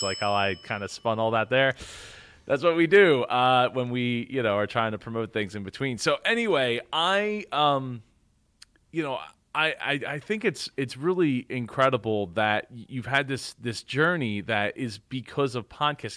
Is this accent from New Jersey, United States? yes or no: yes; New Jersey, United States; growing up in Jersey